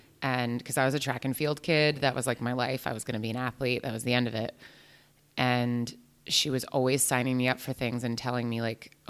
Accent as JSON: {"language": "English", "region": "New Jersey", "country": "United States", "said": "I'm an actor. I'm from New Jersey."}